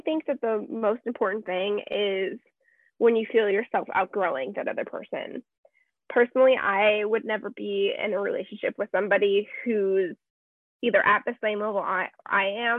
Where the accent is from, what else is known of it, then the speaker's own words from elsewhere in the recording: Las Vegas, Nevada, United States; moved away as an adult; now in Arizona, United States; growing up in Vegas, you know, I'm not new to the party scene